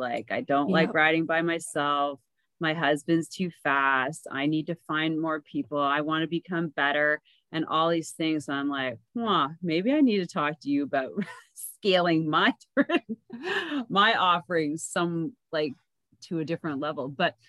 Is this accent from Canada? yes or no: yes; Canada; because I'm Canadian.